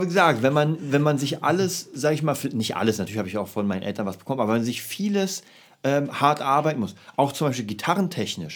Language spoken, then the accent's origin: German; Berlin, Germany; ich komme ja aus Kreuzberg